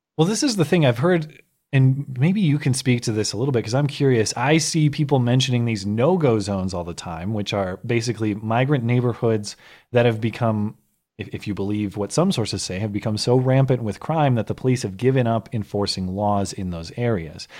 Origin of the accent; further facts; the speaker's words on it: United States; as an American